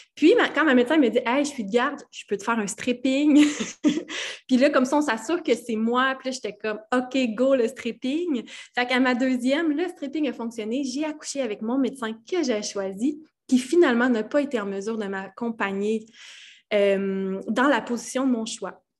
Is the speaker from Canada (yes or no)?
yes; Val-d'Or, Quebec, Canada; je viens de l'Abitibi-Témiscamingue, de Val-d'Or plus précisément